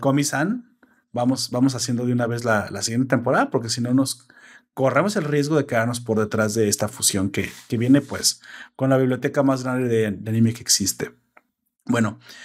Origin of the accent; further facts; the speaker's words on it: Mexico; yo soy mexicano